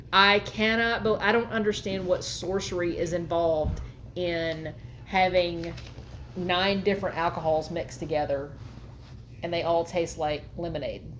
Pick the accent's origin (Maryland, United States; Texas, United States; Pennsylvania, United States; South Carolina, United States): Texas, United States; now in Arkansas, United States; we're from Texas and we live in Arkansas now